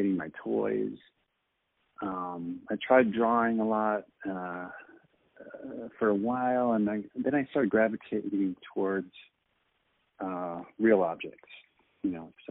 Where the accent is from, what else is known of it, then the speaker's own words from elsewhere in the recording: Michigan, United States; moved away as an adult; also born or lived in California / Portland / Montreal; I'm originally from Michigan.